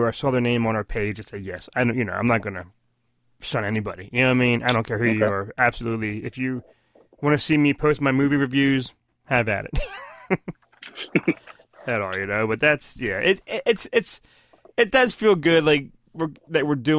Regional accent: Pennsylvania, United States; up here in Pennsylvania

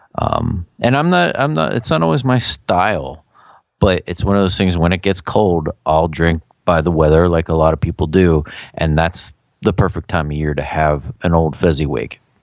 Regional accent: Philadelphia, Pennsylvania, United States; we're from the Philadelphia area

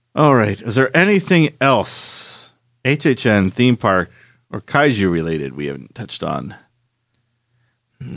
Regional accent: Philadelphia, Pennsylvania, United States; moved away; I grew up in Philadelphia

